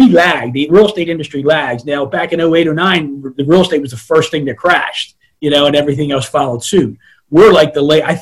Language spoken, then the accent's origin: English; Baltimore, Maryland, United States; also born or lived in Florida; I'm originally from Northeast Baltimore City. Grew up one of 7 kids in a 745 square foot house